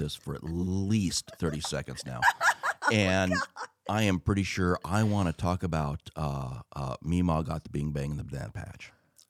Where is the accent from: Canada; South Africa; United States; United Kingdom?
United States